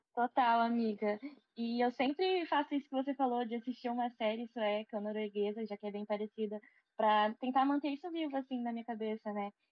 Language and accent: Portuguese; Brazil; also born or lived in Sweden